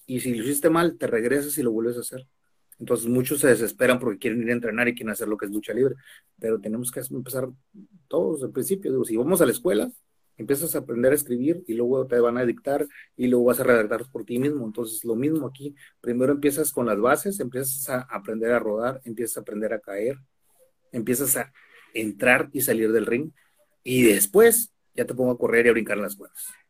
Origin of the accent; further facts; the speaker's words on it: Tijuana, Baja California, Mexico; moved away as an adult; now in Mexicali, Mexico; soy originario de Tijuana